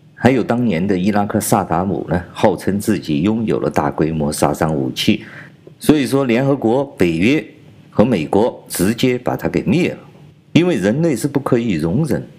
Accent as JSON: {"language": "Chinese", "country": "China", "said": "我是来自中国大陆的"}